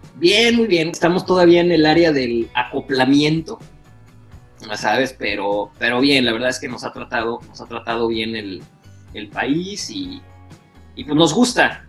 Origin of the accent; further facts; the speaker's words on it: Guadalajara, Jalisco, Mexico; moved away as an adult; also born or lived in Villahermosa / Hermosillo / Querétaro; now in Canada; yo soy de Guadalajara, eh, crecí toda mi vida en Guadalajara